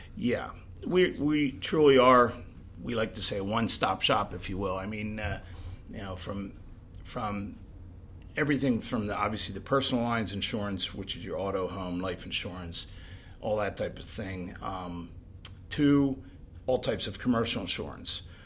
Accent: Pottstown, Pennsylvania, United States; I'm from the Pottstown area all my life

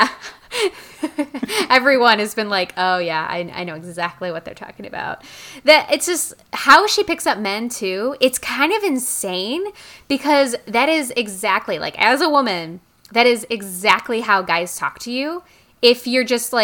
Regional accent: United States; as an American

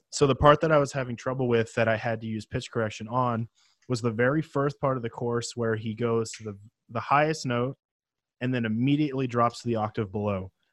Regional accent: Penticton, British Columbia, Canada; where I grew up in Penticton, which is a small town in the uh, interior of British Columbia

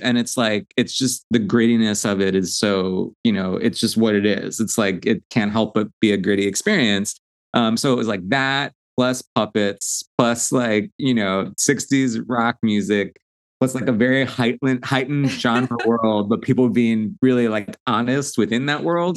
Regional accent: Long Island, New York, United States; I'm from Long Island originally.

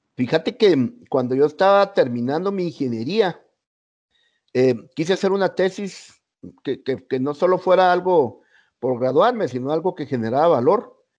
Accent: Guatemala; los guatemaltecos

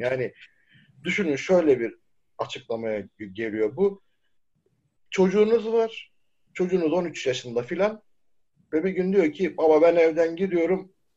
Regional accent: Çukurova, Turkey

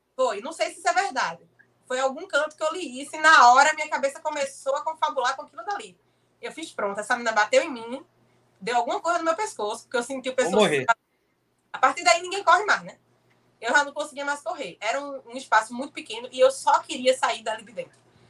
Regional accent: Olinda, Pernambuco, Brazil; Eu tenho 25 anos, sou de Olinda, Pernambuco

